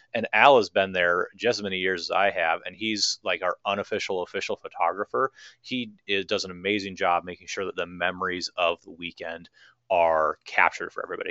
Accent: Minneapolis, Minnesota, United States; I'm from Minneapolis, Minnesota

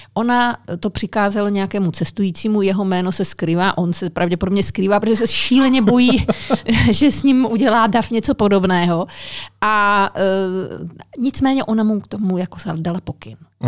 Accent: Czechia; Češi taky mají strašně rádi psy, jo. Jsme národ, který každý má pomalu psa nebo kočku

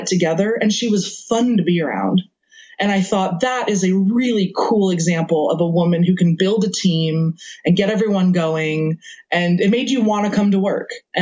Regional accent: New York, United States; I grew up in New York, so I'm a fast talker.

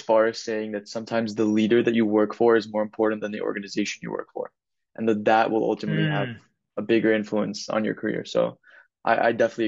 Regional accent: New York City, New York, United States; I'm from New York City, and I'm moving to Miami

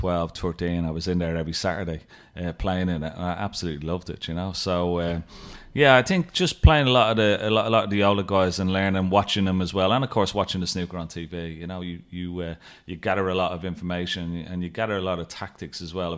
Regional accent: Dublin, Leinster, Ireland; But, you know, back in the 80s and the 90s, growing up in Dublin, particularly in the 80s, the leagues were very, very strong.

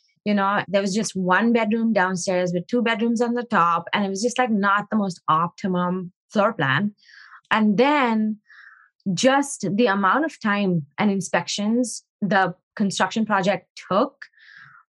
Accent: India; moved away as an adult; now in United States; I grew up in India and I moved here about 15 years ago

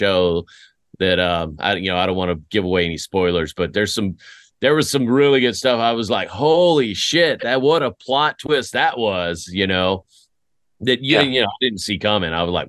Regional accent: Greece; born there; also born or lived in Fort Riley, United States / Germany; After I was born in Greece. My family, we moved to Fort Riley. My dad did 2 years at Fort Riley before we went back to Germany

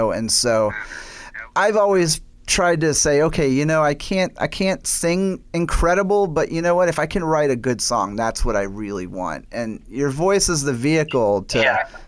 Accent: the South, United States; I I grew up in the South, you know, so I'm a storyteller.

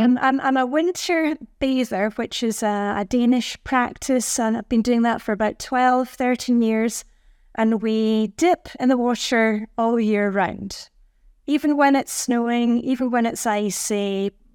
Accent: Edinburgh, Scotland, United Kingdom; moved away as an adult; also born or lived in Luxembourg; now in Denmark; I'm from Edinburgh, Scotland, where it's also very dark and cold in the winter

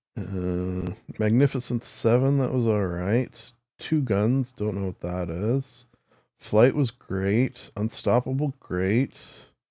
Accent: Canada; as a Canadian

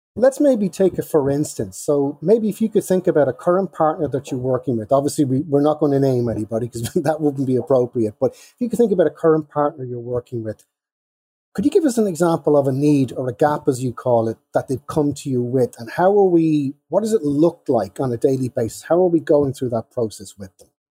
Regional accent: Ireland; I am Irish.

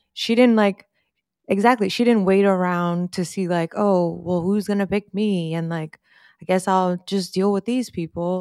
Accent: New York, United States; we're from New York

